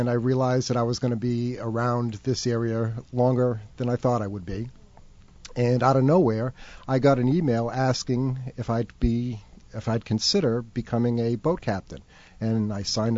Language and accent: English; Rumford, Rhode Island, United States; moved away as an adult; also born or lived in Cape Cod, Massachusetts; I was born and bred in Rumford, Rhode Island.